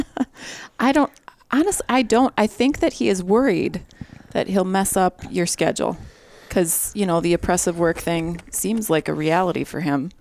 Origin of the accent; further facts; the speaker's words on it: Milwaukee, Wisconsin, United States; also born or lived in Fort Worth, Texas; I grew up here in the Milwaukee area